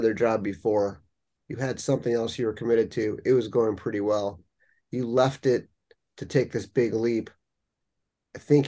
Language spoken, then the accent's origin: English; Los Angeles, California, United States; I'm from Los Angeles